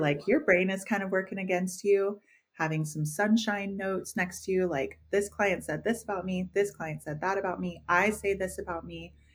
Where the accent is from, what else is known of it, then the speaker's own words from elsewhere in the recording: the South, United States; We're all from the South.